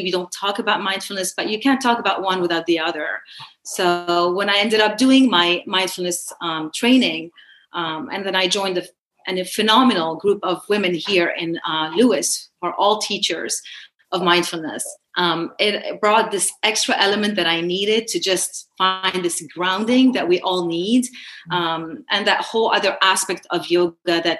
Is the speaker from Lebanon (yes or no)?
yes; Lebanon; moved away as an adult; also born or lived in Baltimore / Washington, D.C.; now in United States; I'm a Lebanese American. I was born in Lebanon. I was there throughout my childhood